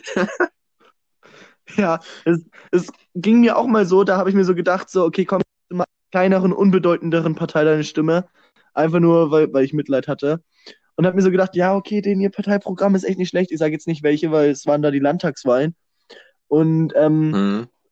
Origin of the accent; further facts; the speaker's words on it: Germany; als, als Deutsche